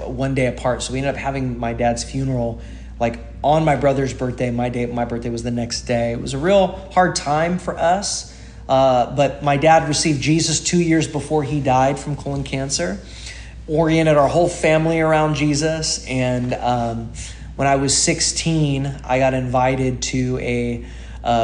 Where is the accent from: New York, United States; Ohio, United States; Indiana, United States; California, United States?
California, United States; Salinas; now in Hawaii Kai, United States; I was raised in Salinas, California. So a town close to like Monterey Bay, the Monterey Bay area of California. And I grew up there